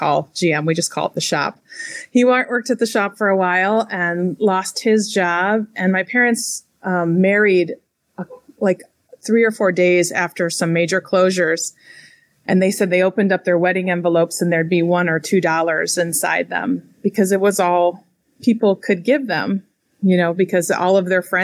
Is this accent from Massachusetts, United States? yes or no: no; Flint, Michigan, United States; I'm actually from Flint, Michigan